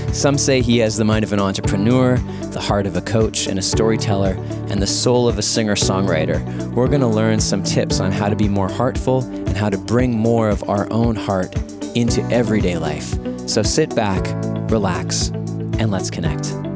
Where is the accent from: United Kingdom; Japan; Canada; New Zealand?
Canada; Winnipeg, Manitoba; here in Winnipeg, my hometown